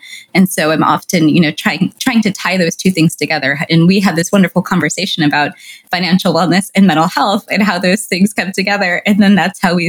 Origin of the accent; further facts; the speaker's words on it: California, United States; I'm Latina and I'm of Mexican descent and I grew up in California